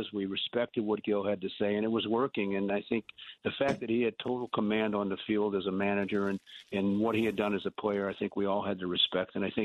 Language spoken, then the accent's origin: English; St. Louis, Missouri, United States; as a kid growing up in St. Louis